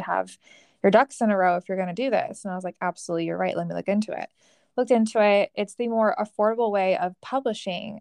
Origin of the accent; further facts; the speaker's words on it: California, United States; moved away as an adult; now in Arizona, United States; I am originally from California. I moved out to Arizona for my master's degree